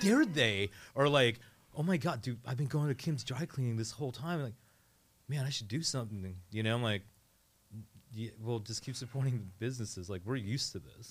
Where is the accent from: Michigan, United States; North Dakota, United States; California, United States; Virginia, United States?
Virginia, United States; Northern; now in Portland, United States; I grew up in Northern Virginia, like, right outside of D C